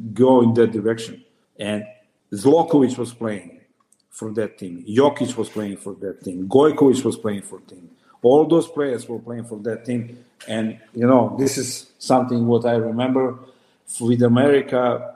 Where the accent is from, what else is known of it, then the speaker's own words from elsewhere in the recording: Serbia; moved away; I'm coming from Serbia. It's different mentality